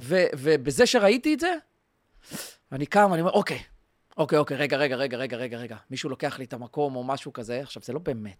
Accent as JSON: {"language": "Hebrew", "country": "Israel", "said": "אנחנו ישראלים, ישראלים"}